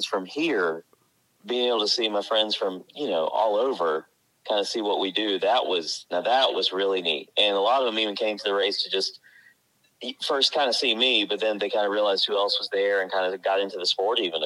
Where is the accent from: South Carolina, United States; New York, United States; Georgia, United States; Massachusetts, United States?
South Carolina, United States; Spartanburg; I'm 42, from Spartanburg, South Carolina